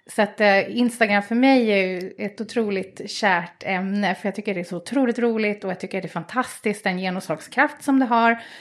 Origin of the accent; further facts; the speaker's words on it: Stockholm, Stockholm County, Sweden; I Bromma.